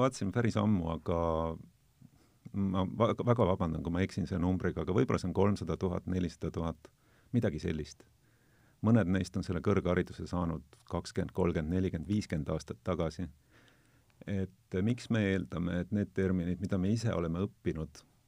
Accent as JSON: {"language": "Estonian", "region": "South Estonia", "country": "Estonia", "said": "mina olen Lõuna-Eestist"}